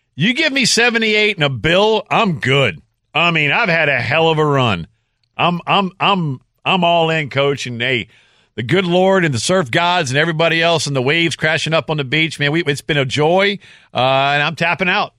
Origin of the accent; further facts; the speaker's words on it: Louisiana, United States; I grew up in Louisiana.